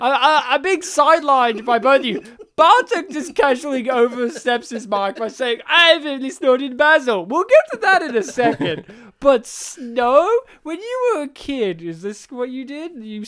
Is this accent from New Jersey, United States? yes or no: no; Colorado, United States; I'm from Colorado.